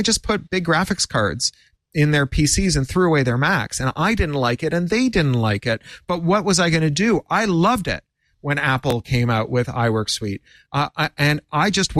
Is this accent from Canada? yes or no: yes; Canada; as a Canadian